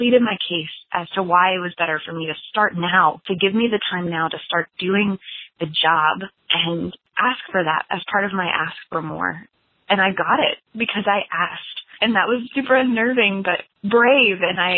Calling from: Lexington, Kentucky, United States; I'm calling from Lexington, Kentucky.

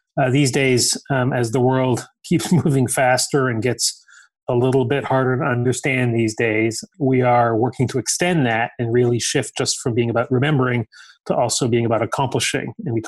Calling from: San Mateo, California, United States; I am calling in from beautiful San Mateo, California, where I am working from home.

